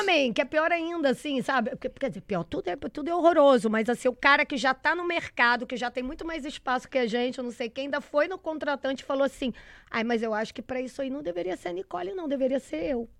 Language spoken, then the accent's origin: Portuguese; Minas Gerais, Brazil; moved away; eu saí de Minas tentando fazer jornalismo